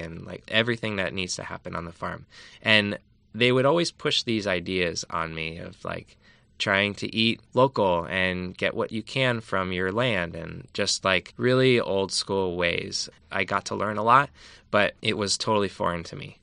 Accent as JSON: {"language": "English", "town": "Allentown", "region": "Pennsylvania", "country": "United States", "tie": "born or raised there", "moved": "yes", "lives_now": "California, United States", "said": "I'm from Pennsylvania, from Allentown, and I grew up with food being the complete opposite"}